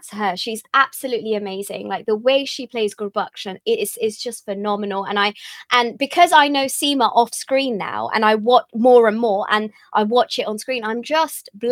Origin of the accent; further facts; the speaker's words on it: United Kingdom; being British Asian actors